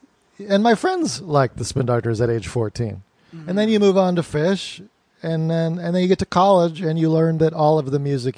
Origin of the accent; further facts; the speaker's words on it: Morgantown, West Virginia, United States; moved away; also born or lived in Asheville, North Carolina; I grew up in Morgantown, West Virginia, which is a college town